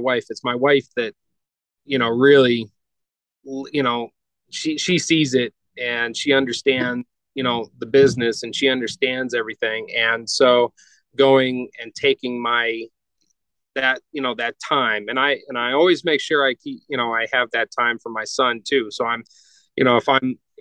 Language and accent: English; North Georgia, United States; now in Colorado, United States; I grew up in North Georgia